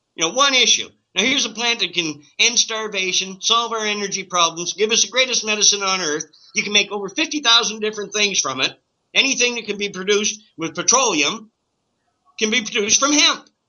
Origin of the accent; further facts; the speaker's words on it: Canada; as a Canadian